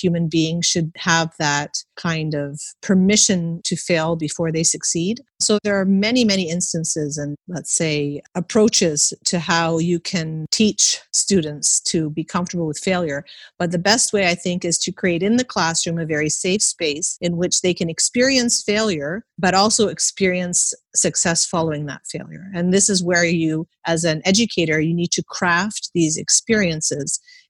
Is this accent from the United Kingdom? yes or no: no; Canada; I was born and raised in Canada, and I never took an exam in primary school. There were no exams.